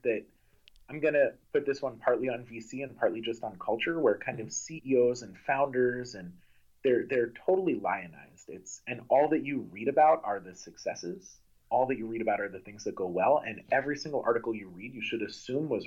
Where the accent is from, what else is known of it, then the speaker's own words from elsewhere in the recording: Amherst, Massachusetts, United States; I grew up in Amherst, Massachusetts, that has a phenomenal public education system